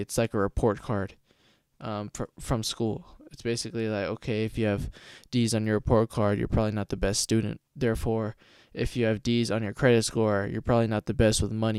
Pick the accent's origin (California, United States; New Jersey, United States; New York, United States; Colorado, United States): California, United States; Stockton; now in Lodi, United States; I was born and raised in Stockton, California